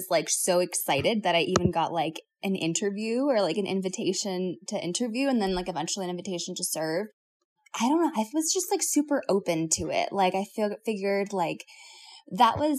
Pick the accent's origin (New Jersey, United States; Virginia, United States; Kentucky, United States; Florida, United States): Florida, United States; South; I was raised in South Florida